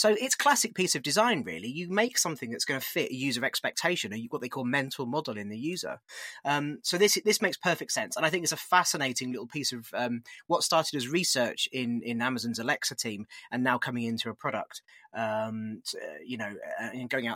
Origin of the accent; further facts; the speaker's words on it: United Kingdom; accent: British; with my accent, I run one in the UK.